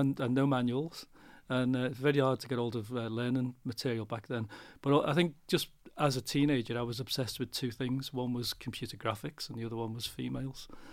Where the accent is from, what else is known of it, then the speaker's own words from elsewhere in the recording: Liverpool, North West England, United Kingdom; I'm from Liverpool